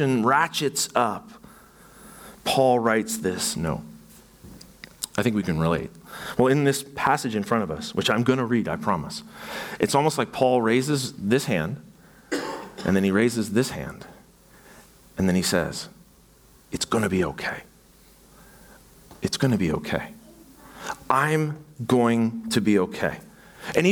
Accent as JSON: {"language": "English", "town": "Burlington", "region": "Ontario", "country": "Canada", "said": "I'm from Burlington, Ontario, and so I'm a Burlingtonian"}